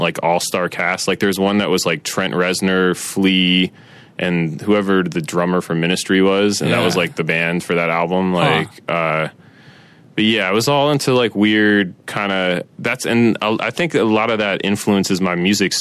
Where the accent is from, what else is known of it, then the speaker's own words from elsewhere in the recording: Rockville, Maryland, United States; moved away as an adult; also born or lived in Silver Spring, Maryland / Washington, D.C. / Los Angeles; I grew up in Maryland and D.C.